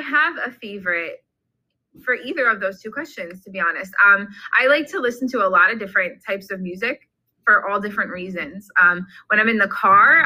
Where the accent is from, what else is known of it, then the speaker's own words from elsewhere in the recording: Long Island, New York, United States; moved away as an adult; also born or lived in Fredonia, New York; now in New Jersey, United States; I grew up on Long Island